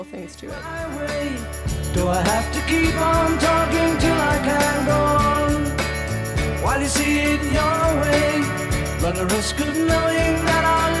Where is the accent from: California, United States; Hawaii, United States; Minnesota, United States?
Hawaii, United States; I was born in Hawaii, so a lot of the music I grew up around was Hawaiian music